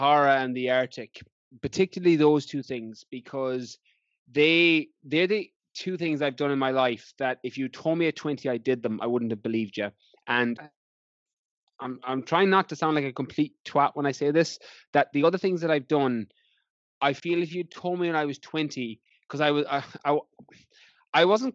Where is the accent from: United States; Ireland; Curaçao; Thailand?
Ireland; moved away as an adult; also born or lived in London; I had planned to come back to Ireland and work as a teacher